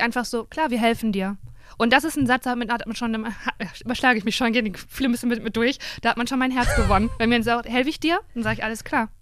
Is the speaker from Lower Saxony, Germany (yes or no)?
no; Cologne, North Rhine-Westphalia, Germany; ich komme aus Köln.